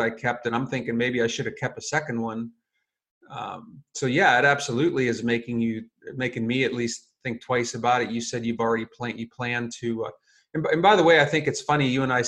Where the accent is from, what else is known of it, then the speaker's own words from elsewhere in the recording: Pennsylvania, United States; So my home state is Pennsylvania